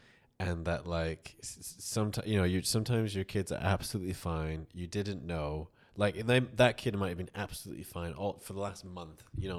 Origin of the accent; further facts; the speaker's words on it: United Kingdom; No, I'm British.